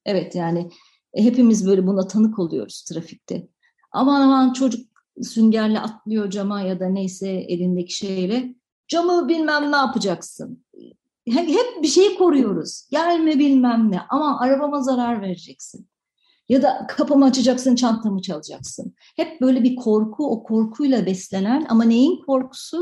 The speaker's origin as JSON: {"language": "Turkish", "country": "Turkey", "tie": "born or raised there", "said": "Ben e, 73 doğumlu bir insanım ve 80'li yıllarda büyüdüm. Ve e, 80'li yıllarda Türkiye'de"}